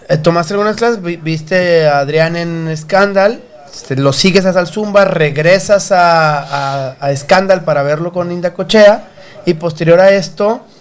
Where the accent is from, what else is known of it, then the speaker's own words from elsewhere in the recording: Monterrey, Nuevo León, Mexico; born there; yo soy nacido en Monterrey.